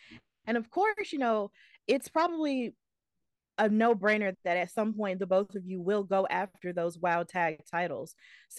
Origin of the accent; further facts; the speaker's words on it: Alabama, United States; I'm from Alabama